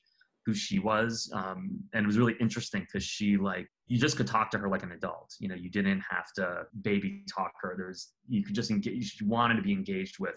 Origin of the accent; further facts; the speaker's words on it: New York City, New York, United States; now in New Orleans, United States; I grew up in Queens as a small child